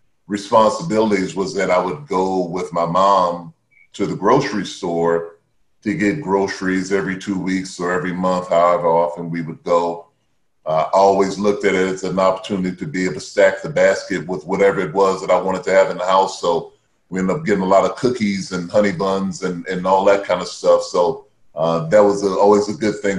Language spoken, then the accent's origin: English; Baton Rouge, Louisiana, United States; I grew up in Baton Rouge, Louisiana.